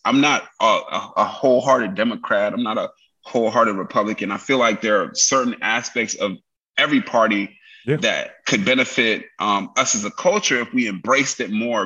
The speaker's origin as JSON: {"language": "English", "town": "New York City", "region": "New York", "country": "United States", "tie": "born or raised there", "moved": "yes", "lives_now": "California, United States", "said": "live in Cali, but I was raised in New York"}